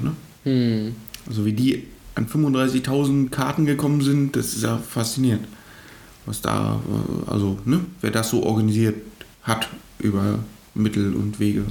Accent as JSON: {"language": "German", "region": "eastern Germany", "country": "Germany", "said": "wir sind ja aus dem Osten"}